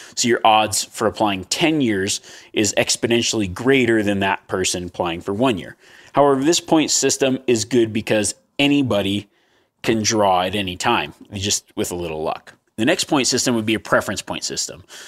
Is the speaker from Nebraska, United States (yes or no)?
no; Nevada, United States; Growing up in the state of Nevada